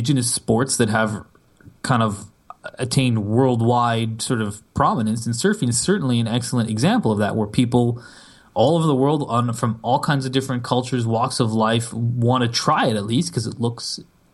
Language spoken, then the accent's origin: English; Canada; I'm Canadian